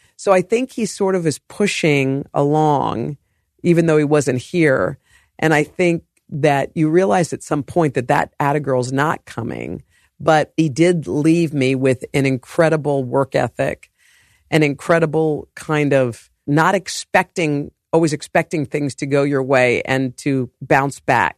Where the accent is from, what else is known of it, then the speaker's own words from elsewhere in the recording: Morgantown, West Virginia, United States; moved away; also born or lived in Oklahoma / New Orleans; we grew up in Morgantown. We moved to Virginia